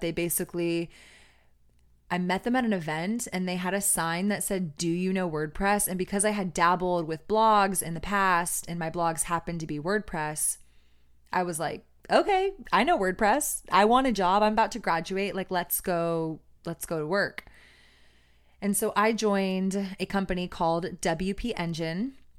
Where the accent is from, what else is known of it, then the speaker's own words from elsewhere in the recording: Austin, Texas, United States; growing up in Austin